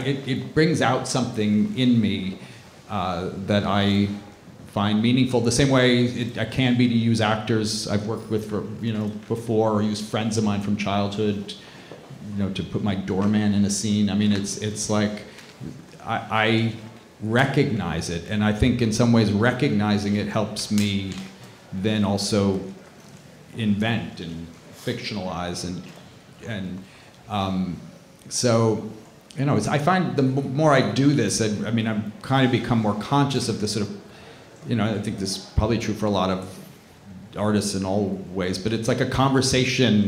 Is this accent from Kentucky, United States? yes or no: no; Brooklyn, New York, United States; now in Manhattan, United States; I grew up in Brooklyn. I live in Manhattan now